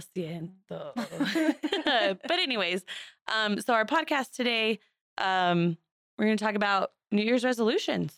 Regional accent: Seminole, Arizona, United States; also born or lived in Douglas, Arizona / Sierra Vista, Arizona / Flagstaff, Arizona; Grew up in Seminole, moved to Sierra Vista, and then moved to Flagstaff for twelve years

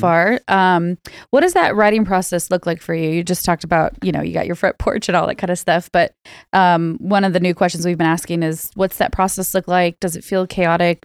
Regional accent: Bay Area, California, United States; I'm Bay Area born and raised.

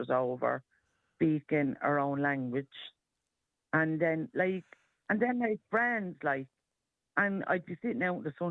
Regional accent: St. Margaret's, Leinster, Ireland; I'm from St. Margaret.

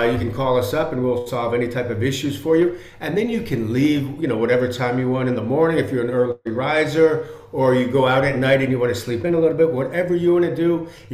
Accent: Northern New Jersey, United States; moved away as an adult; also born or lived in New York City / Dubai; now in Madrid, Spain; I was born in New York City, Greg. So I lived in New York City, but I grew up in Northern New Jersey. I came over to Madrid with New York University to study junior year abroad type of thing.

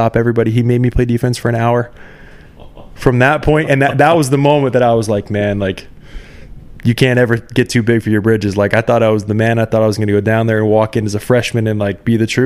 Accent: Canada; also born or lived in Minnesota; being a Canadian kid

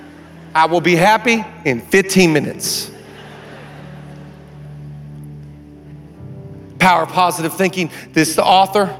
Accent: Washington, United States; moved away; I'm a kid from Washington. I grew up on an island.

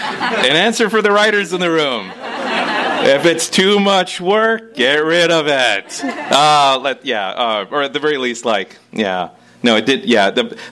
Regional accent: Midwest, United States; Well, I grew up in the Midwest myself, and like a lot of people who grew up in the Midwest, there's a lot of Native Midwesterns here.

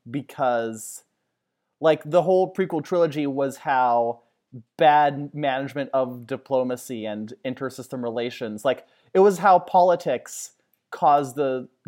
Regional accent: Alberta, Canada; And I'm from Alberta.

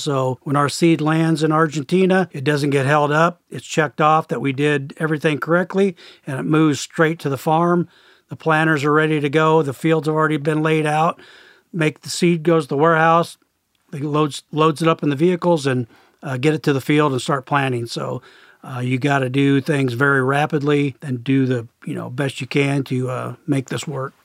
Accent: Perry, Iowa, United States; I grew up in Perry, Iowa, just a small town, about fifteen miles north of our main corporate office.

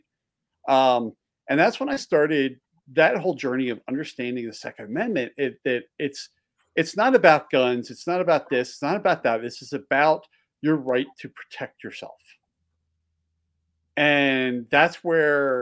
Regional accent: just outside of Philly, Pennsylvania, United States; also born or lived in Delaware / Maryland; now in Montana, United States; I grew up just outside of Philly. So I was an East Coast boy

